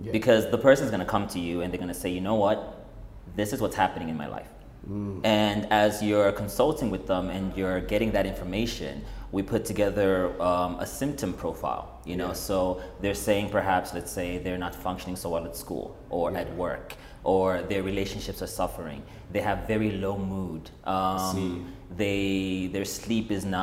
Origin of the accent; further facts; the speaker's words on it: Malawi; It was like the spaces that I grew up in. Because I'm from Malawi